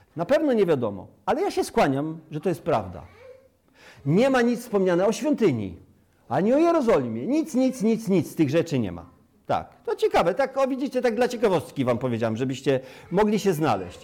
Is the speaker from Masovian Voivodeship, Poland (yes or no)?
no; Sierakowice, Pomeranian Voivodeship, Poland; also born or lived in Rudka; now in Chojnice, Poland; urodziłem się na Kaszubach, wychowałem się na Kaszubach w gminie Sierekowice, powiat Kartuzy